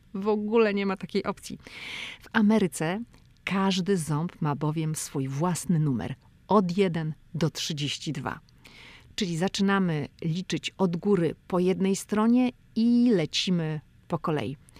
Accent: Poland; now in United States; ja jestem z Polski

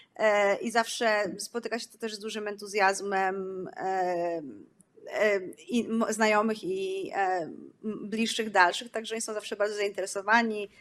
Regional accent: Poland; moved away; Jesteśmy z, z fajnego kraju, w którym kulturalnie jest, jest to no, miejsce bardzo bogate

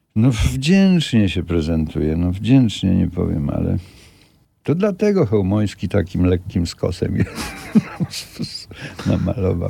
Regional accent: Kielce region, Świętokrzyskie Voivodeship, Poland; ja pochodzę z Kieleckiego

